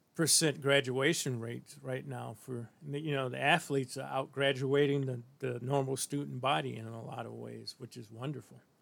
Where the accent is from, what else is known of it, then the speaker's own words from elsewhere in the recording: Missouri, United States; I grew up in Missouri